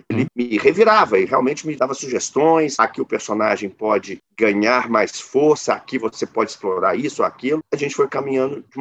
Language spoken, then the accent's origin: Portuguese; Belo Horizonte, Minas Gerais, Brazil; Eu sou de Belo Horizonte.